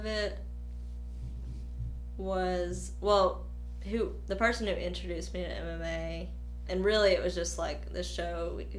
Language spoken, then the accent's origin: English; Winfield, Alabama, United States; also born or lived in Millport, United States; I'm kind of moved around a lot, but I'm originally from Winfield, Alabama, just an hour from here.